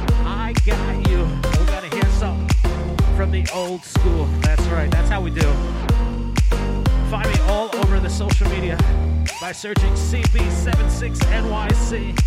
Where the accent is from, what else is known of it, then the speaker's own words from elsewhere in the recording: New York City, New York, United States; the Bronx, the Boogie Down, my hometown, Bronx, New York.